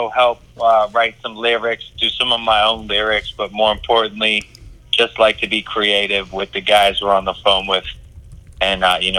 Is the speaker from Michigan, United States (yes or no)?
yes; Detroit, Michigan, United States; now in Baltimore, United States; I'm from Detroit, Michigan originally. Live in Baltimore.